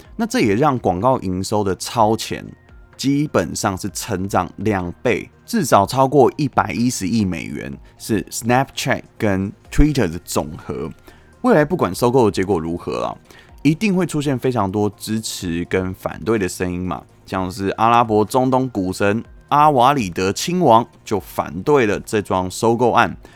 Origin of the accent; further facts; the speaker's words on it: Taiwan; 身为台湾人，一起继续努力吧